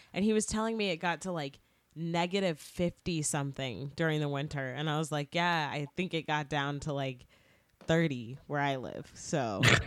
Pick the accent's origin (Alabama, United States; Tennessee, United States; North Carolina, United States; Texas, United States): Texas, United States